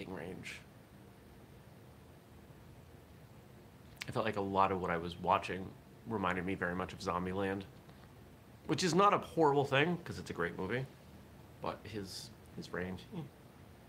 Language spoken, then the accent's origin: English; Maine, United States; now in Vermont, United States; I grew up in Maine